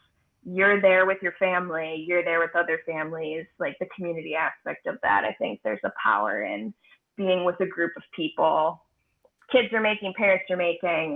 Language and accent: English; Shorewood, Wisconsin, United States; also born or lived in Chicago; I'm from here. I'm from Milwaukee. I grew up in Shorewood and always have loved Milwaukee